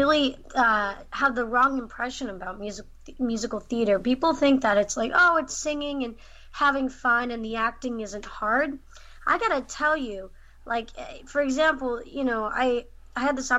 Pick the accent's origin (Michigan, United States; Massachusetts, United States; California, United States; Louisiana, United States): California, United States; the Bay Area; I'm from the Bay Area